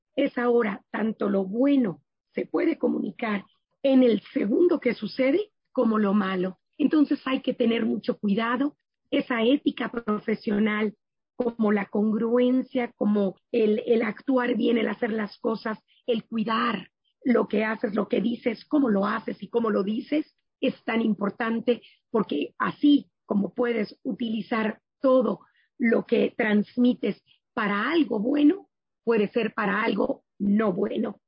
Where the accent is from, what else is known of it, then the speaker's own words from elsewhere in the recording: Mexico; also born or lived in Germany; lo que somos como mexicanos